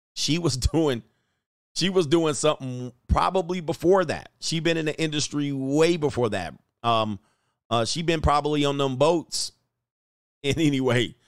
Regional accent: Canada; a Canadian citizen

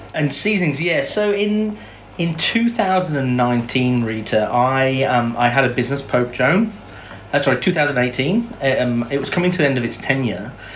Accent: England, United Kingdom; moved away as an adult; now in Melbourne, Australia; I'm English born. I've been here. F- I came out to Australia when I was twenty

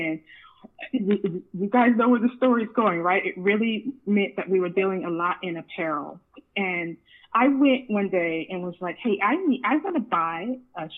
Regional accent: Sacramento, California, United States; growing up in Sacramento, I did a little bit of everything.

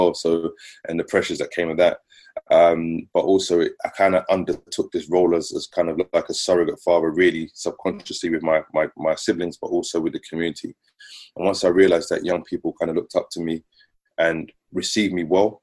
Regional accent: London, United Kingdom; I grew up in Southeast London. Grew up on a very notorious estate called the Aylesbury Estate, which is sandwiched in between Old Kent Road, Peckham and Camberwell.

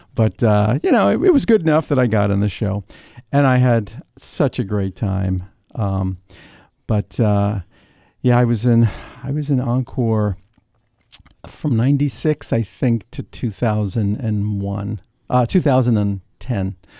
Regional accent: New York City, New York, United States; also born or lived in Brooklyn; I was born in Brooklyn. I was raised in Queens

